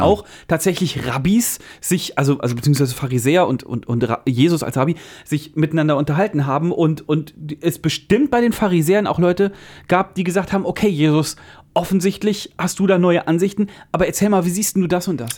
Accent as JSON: {"language": "German", "region": "Central Hesse", "country": "Germany", "said": "bei uns in Mittelhessen"}